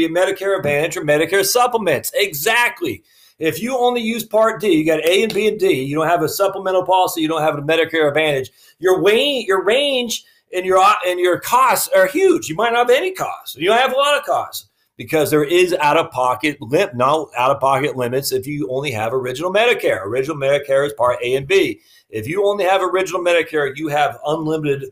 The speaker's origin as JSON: {"language": "English", "region": "Maine", "country": "United States", "said": "I'm from Maine, so we always mess things up on how we pronounce it"}